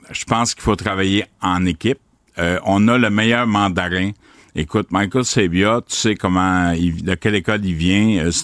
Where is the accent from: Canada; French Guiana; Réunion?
Canada; Quebec; Je suis dans la région, là, je suis de la Drummond, je me suis promené